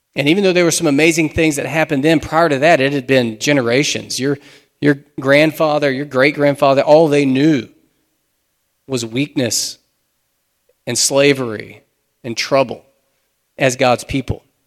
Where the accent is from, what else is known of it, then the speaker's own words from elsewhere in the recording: United States; We're modern American Christians